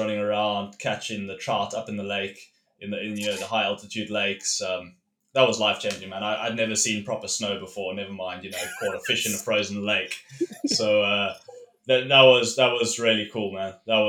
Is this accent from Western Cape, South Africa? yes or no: yes; Cape Town, Western Cape, South Africa; I grew up in Cape Town with both the oceans on my doorstep, spent a good 10 years in the sticks of, you know, Africa, South Africa, where I was quite far from the ocean.